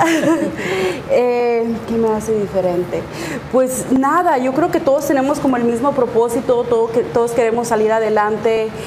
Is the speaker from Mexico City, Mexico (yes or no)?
no; Sonora, Mexico; y más que yo soy de Sonora, entonces allá pura banda y puros corridos, sí.